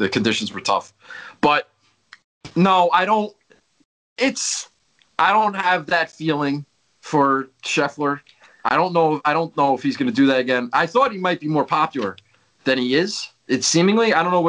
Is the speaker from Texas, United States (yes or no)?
no; New Jersey, United States; I know I'm from Jersey, and everybody thinks I'm friends with Tony Soprano